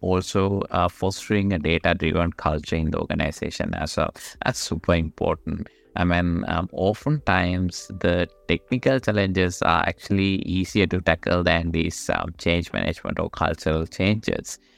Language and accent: English; Sri Lanka; moved away as an adult; now in Australia; I am actually originally from Sri Lanka, but I've been in Australia for about, um, twelve, thirteen years now.